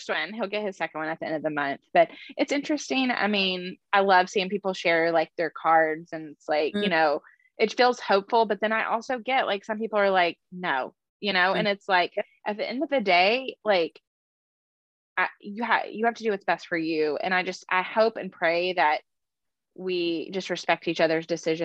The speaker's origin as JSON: {"language": "English", "town": "Austin", "region": "Texas", "country": "United States", "said": "we're from Austin"}